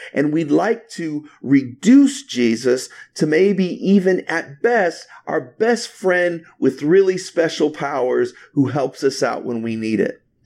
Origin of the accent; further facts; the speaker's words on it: Indianapolis, Indiana, United States; moved away as an adult; my wife and I moved to Indianapolis, Indiana about six years ago to plant City of Lights Church